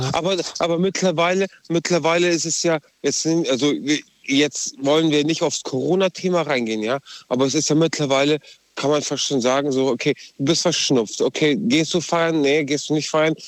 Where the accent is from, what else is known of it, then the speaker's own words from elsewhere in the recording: Balingen, Kaiserstuhl area, Baden-Württemberg, Germany; Ich komme aus Balingen, also Kaiserstuhl-Ecke.